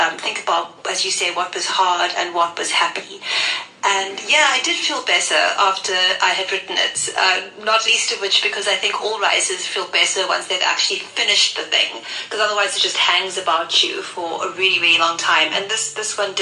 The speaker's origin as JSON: {"language": "English", "town": "Cape Town", "region": "Western Cape", "country": "South Africa", "tie": "born or raised there", "said": "I grew up in what I think of as a very Cape Townian family, because it was extremely diverse. And I grew up in Mormay State, which some of you will know is quite close to District 6"}